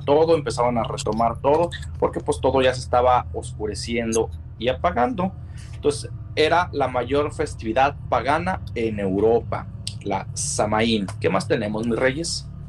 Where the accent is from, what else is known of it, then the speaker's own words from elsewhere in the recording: Mexico; para nosotros como mexicanos que tenemos la fiesta del Día de Todos los Santos